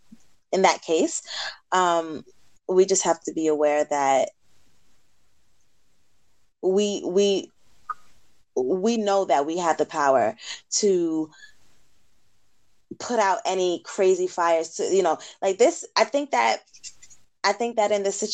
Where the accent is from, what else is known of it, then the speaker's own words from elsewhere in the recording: New York, United States; We from New York